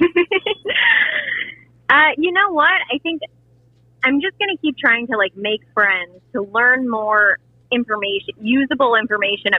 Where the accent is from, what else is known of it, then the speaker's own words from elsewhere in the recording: St. Louis, Missouri, United States; moved away; also born or lived in Indiana; I didn't grow up in Indiana. I'm from St. Louis originally.